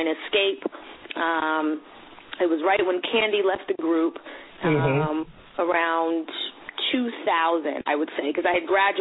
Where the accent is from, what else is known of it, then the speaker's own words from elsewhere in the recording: Boston, Massachusetts, United States; now in Atlanta, United States; I was born and raised in Roxbury, Massachusetts